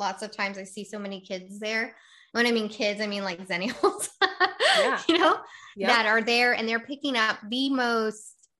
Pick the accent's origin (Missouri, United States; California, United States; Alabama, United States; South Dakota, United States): California, United States; now in Massachusetts; but I did see a big difference when I came from the West Coast to the East Coast.